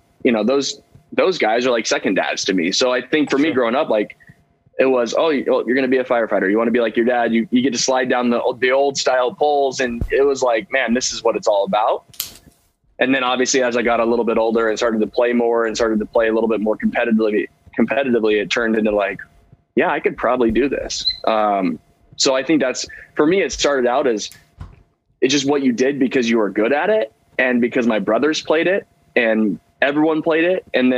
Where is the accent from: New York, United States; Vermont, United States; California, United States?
California, United States; Central Valley; I'm from the Central Valley about an hour and a half, 2 hours away.